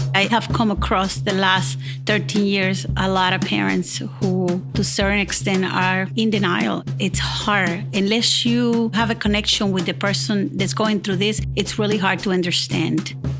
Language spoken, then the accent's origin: English; Puerto Rico; moved away as an adult; I'm original from Puerto Rico. I've been here for the last thirty years